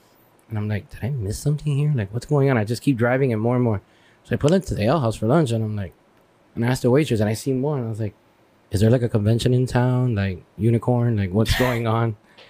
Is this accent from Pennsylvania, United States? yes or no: no; Hialeah, Florida, United States; moved away; I'm originally from Hialeah, Florida. Small little Cuban town.